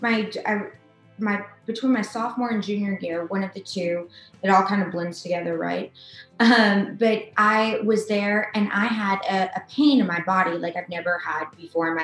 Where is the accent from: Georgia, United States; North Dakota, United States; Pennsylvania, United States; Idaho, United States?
Georgia, United States; Atlanta; I'm from Atlanta. I'm a native Atlantan